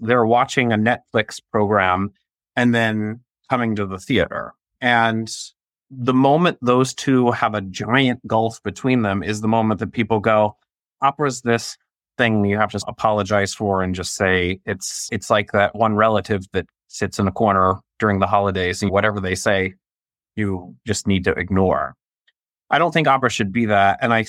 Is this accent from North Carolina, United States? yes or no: yes; Raleigh, North Carolina, United States; Raleigh, North Carolina. But my family lives in Michigan.